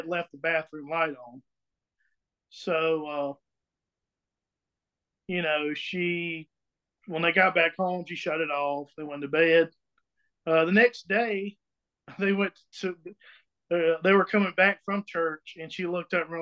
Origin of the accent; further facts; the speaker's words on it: Emmett, South Carolina, United States; I'm from Emmett, South Carolina